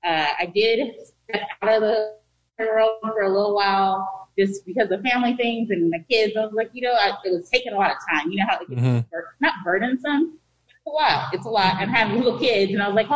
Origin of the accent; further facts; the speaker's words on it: Sacramento, California, United States; Actually, I'm from South Sac. I grew up in Meadowview.